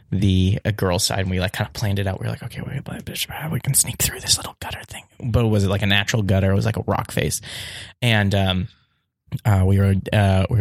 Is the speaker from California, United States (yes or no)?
yes; Pasadena, California, United States; I'm from here. I'm from Los Angeles, Pasadena raised